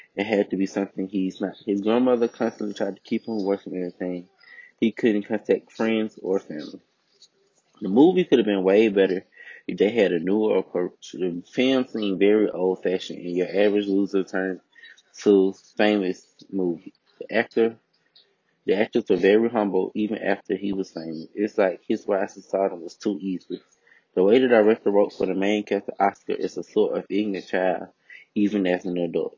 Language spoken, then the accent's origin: English; United States